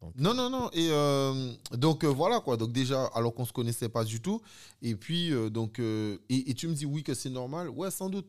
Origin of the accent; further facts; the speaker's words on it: Guadeloupe; moved away as an adult; also born or lived in Sainte-Rose, Guadeloupe / France; j'ai comme fait une grande partie de mon enfance en Guadeloupe